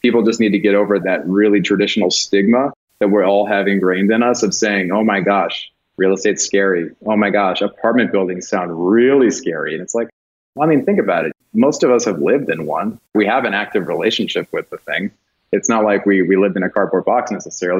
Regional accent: California, United States; moved away as an adult; also born or lived in Denver, Colorado; a Californian who's lived outside of California for many years

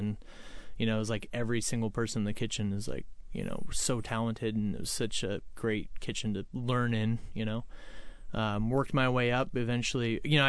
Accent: Edmonds, Washington, United States; also born or lived in Alaska; I grew up in Edmonds pretty much my entire life

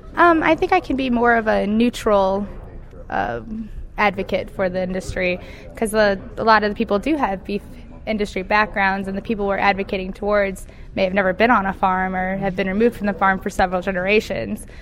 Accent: Fenton, Missouri, United States; I'm from Fenton, Missouri. I was raised in the subdivision of Fenton

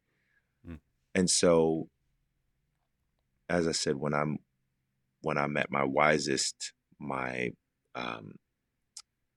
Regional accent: Philadelphia, Pennsylvania, United States; moved away; I grew up in Philadelphia, which is just a couple of hours away

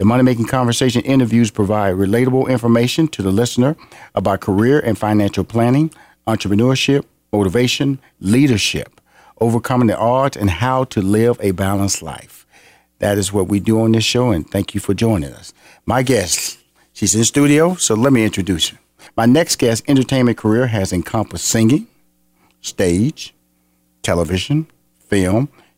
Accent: Houston, Texas, United States; also born or lived in Chicago / Los Angeles / New York; I lived in Chicago, lived in, of course, Los Angeles, New York. I'm originally from Houston.

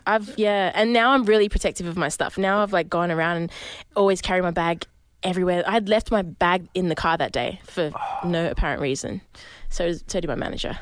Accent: Sydney, New South Wales, Australia; I'm from Sydney, from the city

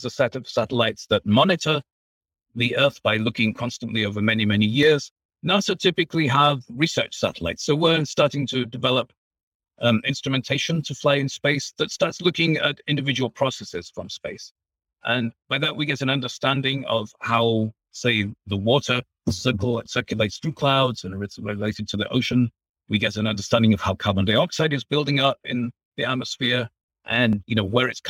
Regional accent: England, United Kingdom; moved away as an adult; also born or lived in Germany; now in United States; you can probably tell from my accent that I'm originally from England

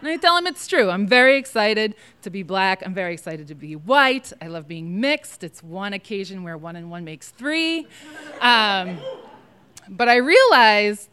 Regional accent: New England, United States; my hometown is like very white and kind of racist for being in New England

